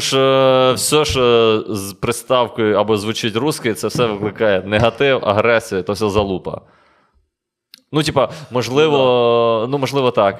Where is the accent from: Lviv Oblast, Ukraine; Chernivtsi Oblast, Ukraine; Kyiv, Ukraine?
Lviv Oblast, Ukraine; Lviv; ми зі Львова